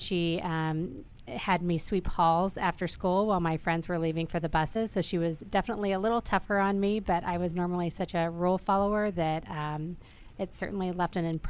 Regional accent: Missouri, United States; moved away; I'm originally from Missouri. I grew up on a farm in the middle of Missouri with four brothers, a sister. My dad had corn, soybean, cows. We had a couple of every animal. We called it Noah's Ark.

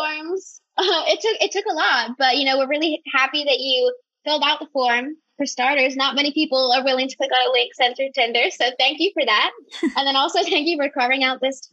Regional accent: Columbus, Ohio, United States; I'm from Columbus

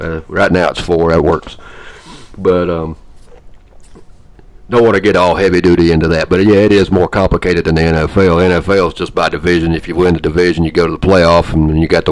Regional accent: Georgia, United States; I'm from Georgia

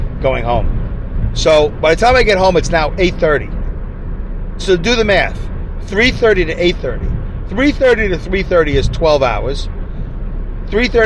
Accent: New York City, New York, United States; accent: Brooklyn; now in Saugerties, United States; my Brooklyn accent

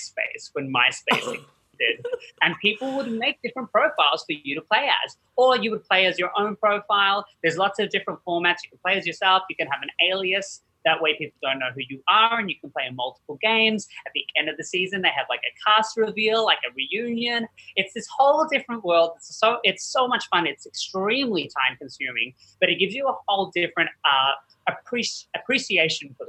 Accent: Australia; moved away; I actually was born and raised in Australia

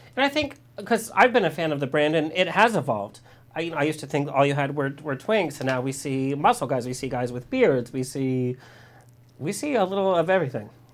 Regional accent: Orange County, California, United States; I was born and raised in Orange County

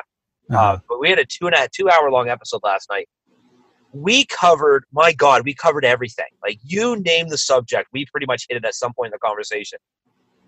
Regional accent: Canada; there's a TV show that we grew up in Canada called Degrassi Junior High

